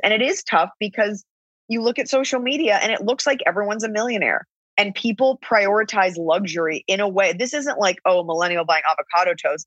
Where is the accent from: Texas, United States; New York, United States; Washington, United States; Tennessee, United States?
Texas, United States; We're both from Texas